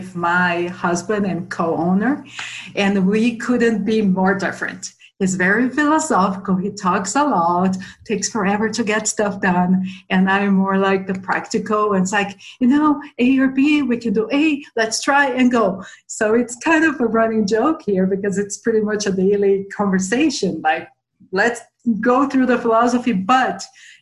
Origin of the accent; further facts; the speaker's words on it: São Paulo, Brazil; moved away as an adult; now in Boulder, United States; I grew up in São Paulo, Brazil